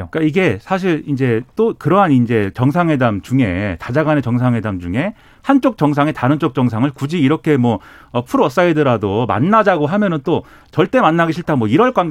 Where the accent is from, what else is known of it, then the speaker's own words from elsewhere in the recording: South Korea; 한국인으로서 경고하겠습니다